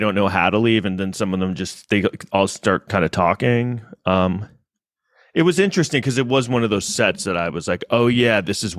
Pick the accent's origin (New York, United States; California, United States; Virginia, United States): New York, United States; Manhattan; I live in an apartment in Manhattan. I grew up in Manhattan.